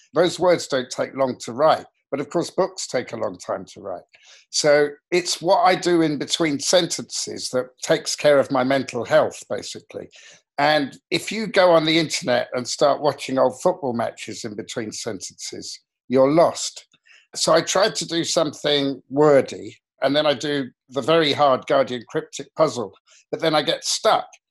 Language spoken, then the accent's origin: English; England, United Kingdom; an English kid in the 60s and 70s